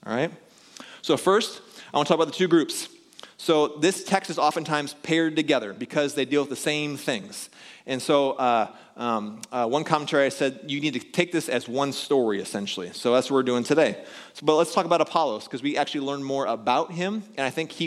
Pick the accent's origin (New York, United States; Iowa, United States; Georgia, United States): Iowa, United States; Pella; when I was growing up in Pella